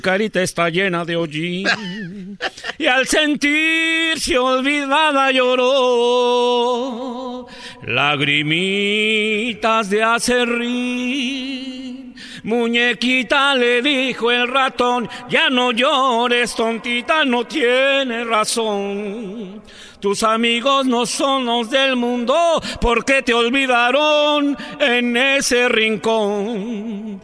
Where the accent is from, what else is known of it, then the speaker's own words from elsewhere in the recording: Mexico City, Mexico; soy originario de la Ciudad de México